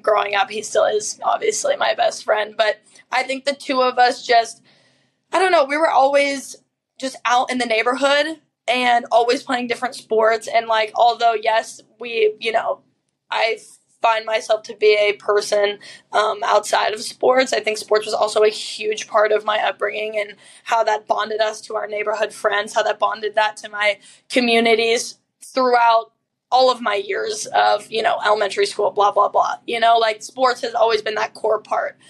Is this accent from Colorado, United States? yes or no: yes; Colorado, United States; moved away as an adult; also born or lived in Pennsylvania; now in Chicago, United States; I was born and raised in Colorado, which is a very deep part of my being